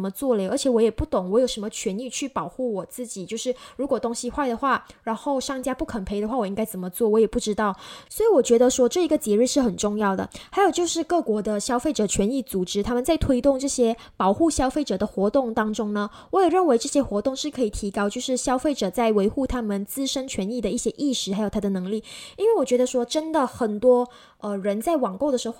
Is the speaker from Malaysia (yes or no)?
yes; Malaysia; 在疫情之后呢，我们马来西亚人都很喜欢就是在网上购物，然后用转账的方式去进行一个消费嘛。